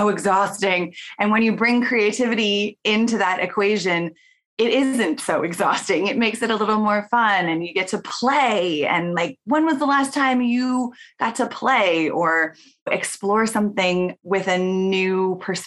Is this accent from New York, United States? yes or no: no; Portland, Oregon, United States; I grew up in Portland, Oregon